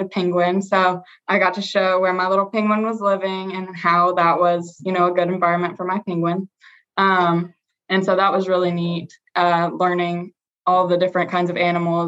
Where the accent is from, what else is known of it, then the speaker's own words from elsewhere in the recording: Morganton, North Carolina, United States; I'm from Morganton, North Carolina.